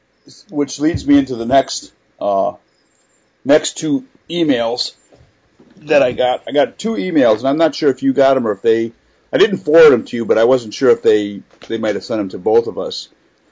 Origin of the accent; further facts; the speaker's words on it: Bayonne, New Jersey, United States; One, Bayonne, New Jersey, my hometown. Ironically, I believe their rifles are illegal to buy here in New Jersey.